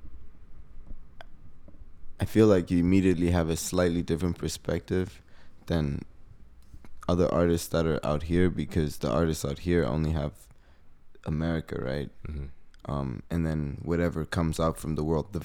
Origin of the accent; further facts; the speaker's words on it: Harare, Zimbabwe; moved away as an adult; now in United States; So I'm from Zimbabwe, Harare, Zimbabwe. That's in Africa, for people that don't know. It's in the southern hemisphere of Africa. Mm-hmm. Born and raised out there